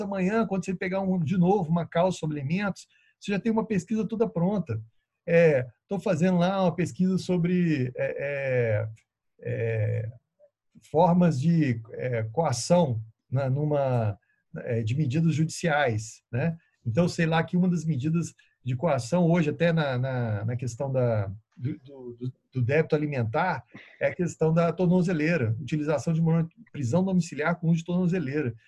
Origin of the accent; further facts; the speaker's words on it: Minas Gerais, Brazil; a gente é mineiro